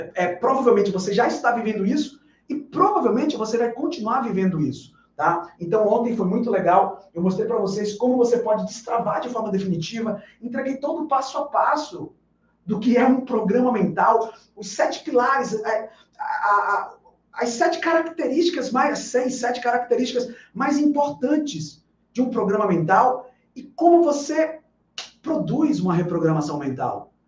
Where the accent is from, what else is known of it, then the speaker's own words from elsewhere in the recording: Bahia, Brazil; Aqui na Bahia, na minha terra, a gente chama isso de comer com farinha